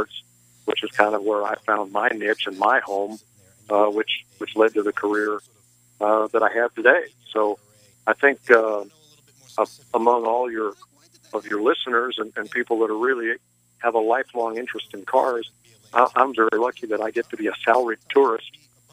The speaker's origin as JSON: {"language": "English", "area": "New England", "region": "Connecticut", "country": "United States", "tie": "born or raised there", "said": "I grew up in New England"}